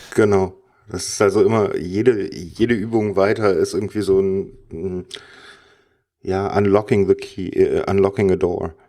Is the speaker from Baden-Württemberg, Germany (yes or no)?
no; Cologne, North Rhine-Westphalia, Germany; now in Berlin, Germany; ich bin der Kölsch-Jung